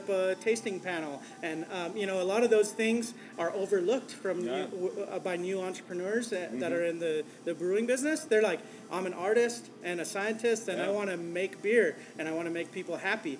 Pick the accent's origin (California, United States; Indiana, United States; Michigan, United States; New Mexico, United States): New Mexico, United States; Valencia County; where I grew up in Valencia County